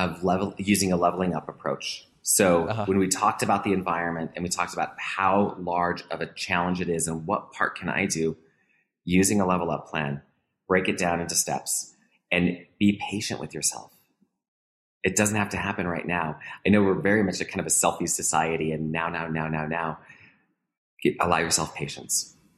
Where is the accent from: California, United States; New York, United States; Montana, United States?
Montana, United States; Helena; So being born and raised in Montana, I was surrounded by country music.